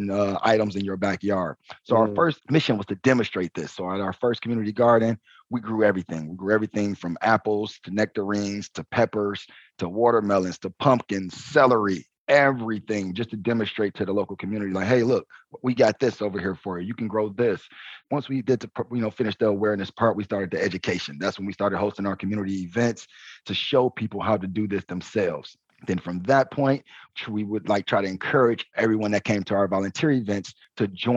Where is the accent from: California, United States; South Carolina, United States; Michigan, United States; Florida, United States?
Michigan, United States; Detroit; born and raised in Detroit